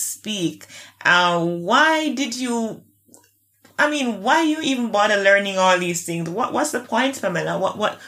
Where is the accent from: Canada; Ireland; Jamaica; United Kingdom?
Jamaica; we're still a classist society here in Jamaica